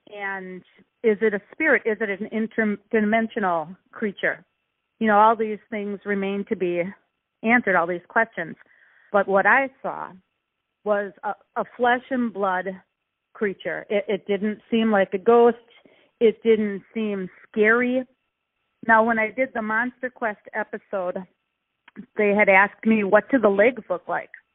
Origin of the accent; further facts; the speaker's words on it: Milwaukee, Wisconsin, United States; I'm from Milwaukee, Wisconsin.